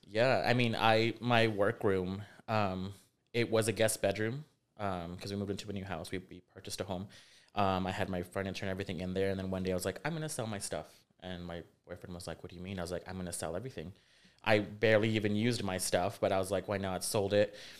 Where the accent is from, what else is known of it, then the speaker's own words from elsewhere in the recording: Rio Grande Valley, Texas, United States; moved away as an adult; also born or lived in Jackson, Mississippi; now in San Antonio, United States; was raised in uh, the Rio Grande Valley, um, born in Jackson, Mississippi